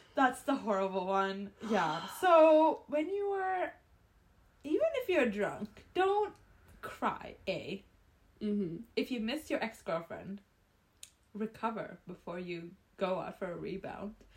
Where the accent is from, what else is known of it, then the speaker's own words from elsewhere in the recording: Calgary, Alberta, Canada; I'm from Calgary